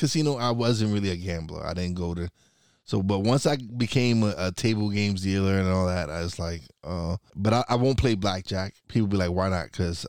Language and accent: English; New York City, New York, United States; moved away as an adult; also born or lived in Florida; now in Pocono Mountains, United States; I was born and raised in New York